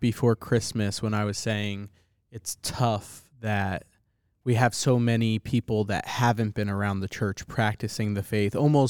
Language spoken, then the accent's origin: English; Northeast, United States; Well, Italian, we're both from the Northeast, too.